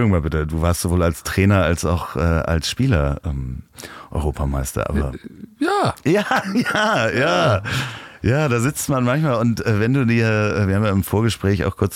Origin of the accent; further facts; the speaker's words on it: Hamburg, Germany; Und zwar in Hamburg, in seiner und meiner Heimatstadt.